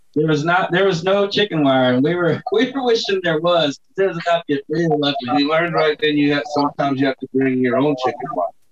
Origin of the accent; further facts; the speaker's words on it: Texas City, Texas, United States; I grew up down in Texas City